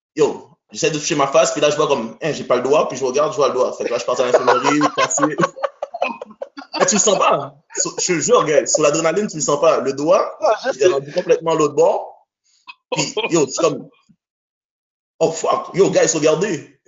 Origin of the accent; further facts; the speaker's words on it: Haiti; also born or lived in Quebec, Canada; now in Canada; je suis un gars qui vient d'Haïti, ok? Je suis né en Haïti, premièrement